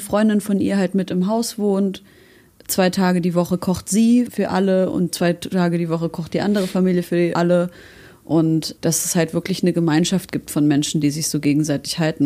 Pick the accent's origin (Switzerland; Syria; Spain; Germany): Syria; moved away; wir kommen aus Syrien